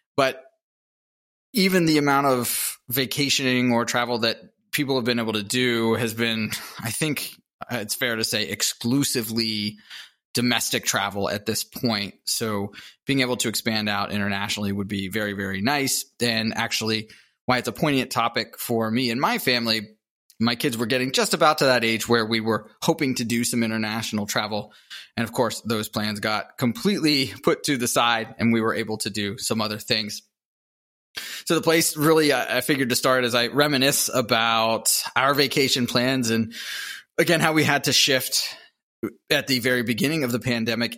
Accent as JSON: {"language": "English", "town": "Pittsburgh", "region": "Pennsylvania", "country": "United States", "tie": "born or raised there", "also_born_or_lived": "Salt Lake City, Utah", "moved": "as an adult", "said": "I grew up in the Midwest. I think most people would consider Pittsburgh the Midwest, Appalachia"}